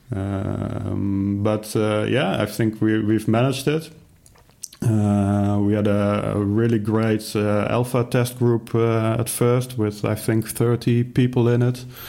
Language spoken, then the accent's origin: English; Netherlands; I'm from the Netherlands